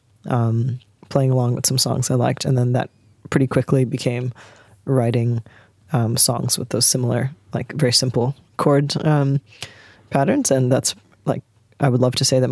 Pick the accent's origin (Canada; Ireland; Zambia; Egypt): Canada; moved away as an adult; also born or lived in England; now in Sydney, Australia; I grew up in Canada